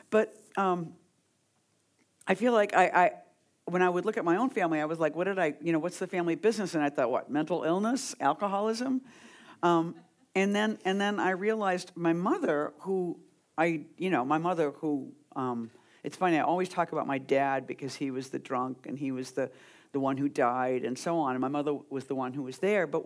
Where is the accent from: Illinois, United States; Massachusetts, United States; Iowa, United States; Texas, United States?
Massachusetts, United States; Boston; moved away as an adult; also born or lived in New York; I grew up in Boston and I came to New York in the '70s